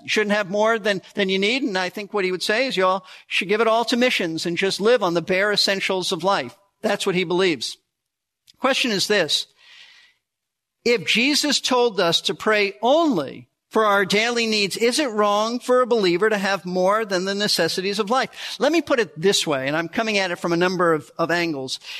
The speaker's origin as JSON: {"language": "English", "country": "United States", "said": "most of us, as prosperous Americans"}